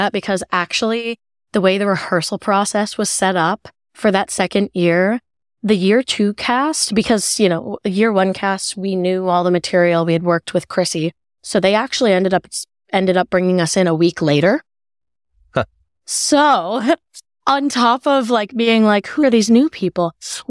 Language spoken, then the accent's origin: English; Maryland, United States; I'm from Maryland. I'm a really big Ravens fan, my fiance and I.